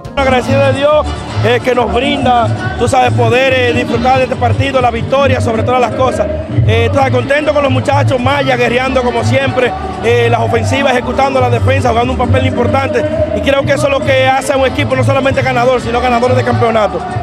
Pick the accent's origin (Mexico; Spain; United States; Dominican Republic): Dominican Republic; nosotros como dominicanos